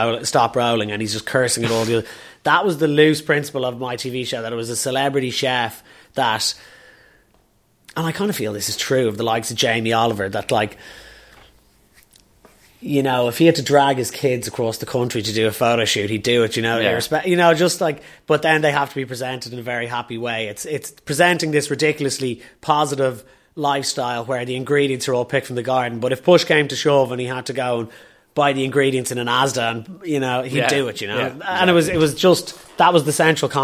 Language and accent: English; Dublin, Leinster, Ireland